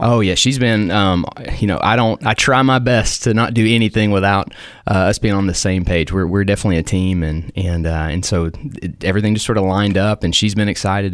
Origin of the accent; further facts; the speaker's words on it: Cookeville, Tennessee, United States; growing up in Cookville